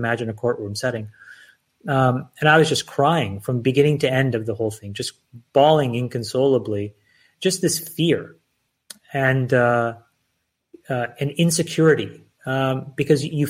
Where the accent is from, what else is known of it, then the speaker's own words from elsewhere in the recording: Canada; also born or lived in Sri Lanka; I was born in Sri Lanka, and at the age of six, I moved to Canada.